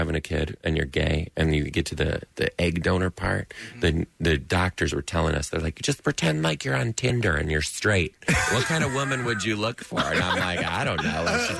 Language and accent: English; Detroit, Michigan, United States